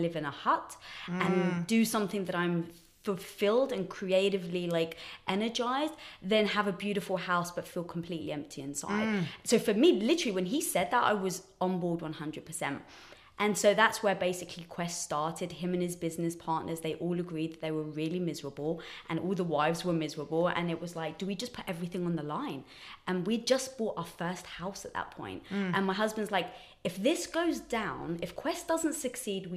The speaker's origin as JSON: {"language": "English", "region": "England", "country": "United Kingdom", "also_born_or_lived": "Los Angeles", "moved": "as an adult", "lives_now": "United States", "said": "So I'm from England, as some people may guess from the accent"}